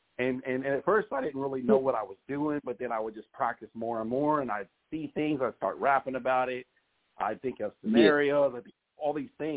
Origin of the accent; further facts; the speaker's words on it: Corona, California, United States; California. California, okay. Corona. Yeah, West Coast.